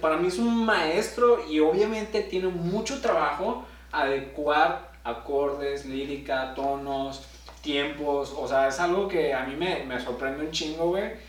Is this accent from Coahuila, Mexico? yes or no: yes; Torreón, Coahuila, Mexico; now in Saltillo, Mexico; yo, vengo de Torreón